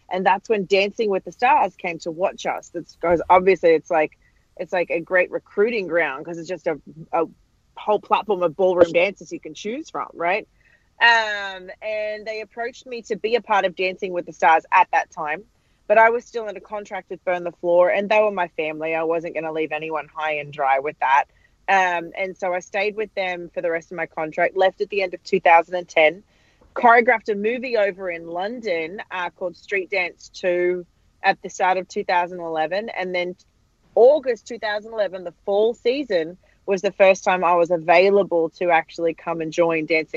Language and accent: English; Australia; moved away as an adult; I'm Australian